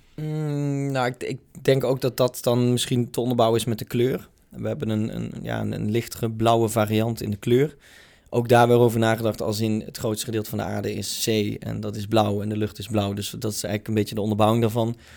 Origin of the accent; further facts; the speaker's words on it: North Limburg, Netherlands; Ik kom zelf uit Noord-Limburg